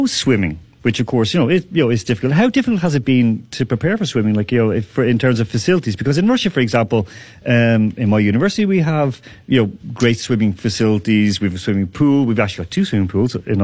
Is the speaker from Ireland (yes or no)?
yes; Ireland; I'm from Ireland